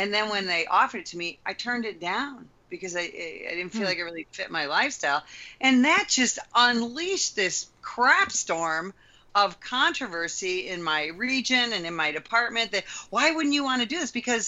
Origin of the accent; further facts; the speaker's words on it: Midwest, United States; I moved from the Chicago area, where we have lots of snow and lots of dark and all that, to a place where we have 360 days a year of sunshine.